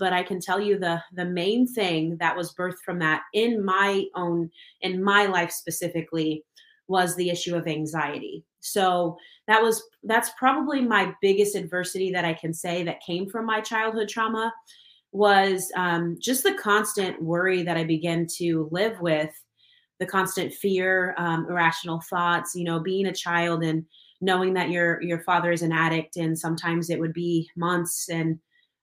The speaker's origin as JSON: {"language": "English", "town": "Kansas City", "region": "Kansas", "country": "United States", "tie": "born or raised there", "said": "I am from Kansas City. Kansas, on the Kansas side, and I've been here my whole life."}